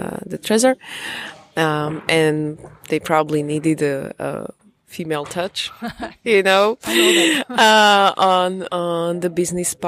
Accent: Slovakia; moved away as an adult; now in Prague, Czech Republic; I'm Slovak. I was born in Slovakia.

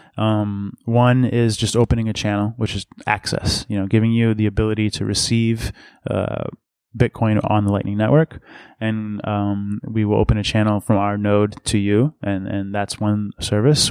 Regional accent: Massachusetts, United States; also born or lived in Boston; I'm from Massachusetts originally

